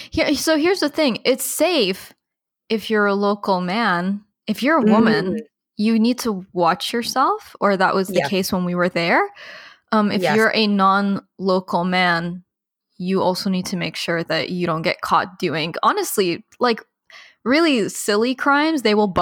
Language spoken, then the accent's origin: English; United Arab Emirates; moved away; So today's episode actually is about growing up in the United Arab Emirates, but also we left in 2010.